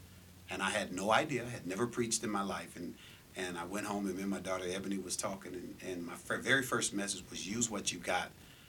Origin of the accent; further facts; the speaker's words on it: Los Angeles, California, United States; moved away as an adult; also born or lived in Santa Ana, California / Seattle, Washington; now in Las Vegas, United States; Hometown, I was born in Orange County, California, Santa Ana. Raised in L.A. From Orange County to Seattle, from Seattle back to California, but we were raised in L.A., South Central. And I reside now, 25 years, here in Las Vegas, Nevada.